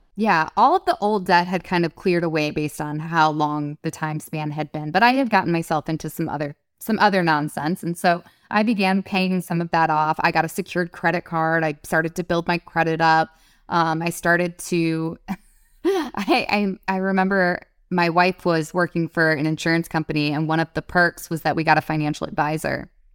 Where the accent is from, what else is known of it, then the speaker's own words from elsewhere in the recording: Detroit, Michigan, United States; I grew up in Detroit